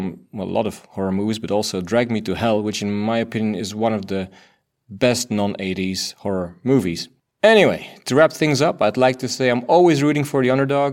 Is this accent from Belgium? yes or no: yes; Belgium; first language Dutch; English is a second language; I'm from Belgium